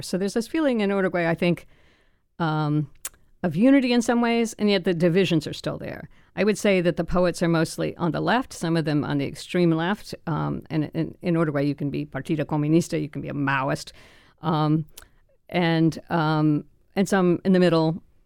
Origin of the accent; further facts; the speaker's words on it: Florida, United States; also born or lived in France; I'd grown up in Florida and never taken Spanish, I was born in France